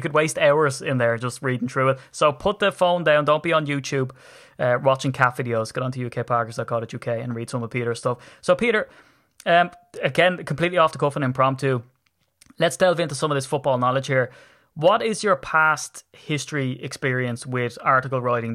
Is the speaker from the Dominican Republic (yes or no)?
no; Ireland; I'm from Ireland. I come over on the plane from Dublin